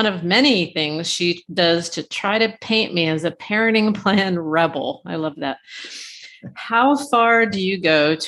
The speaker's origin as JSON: {"language": "English", "region": "Ohio", "country": "United States", "tie": "born or raised there", "said": "That's my home state"}